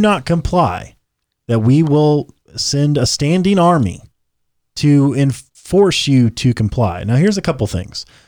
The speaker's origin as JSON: {"language": "English", "country": "United States", "said": "we're American-made, American-born, American-blood and bred"}